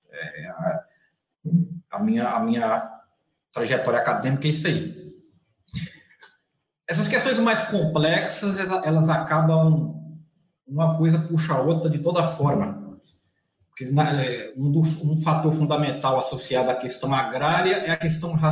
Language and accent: Portuguese; Minas Gerais, Brazil; accent: Bahia-like; mineiro lá do norte de Minas, então sou mineiro com um sotaque muito mais baiano do que para o mineiro de Belo Horizonte